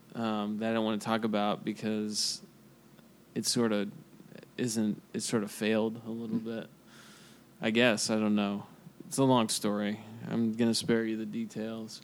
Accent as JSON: {"language": "English", "town": "Kansas City", "country": "United States", "said": "I'm from Kansas City"}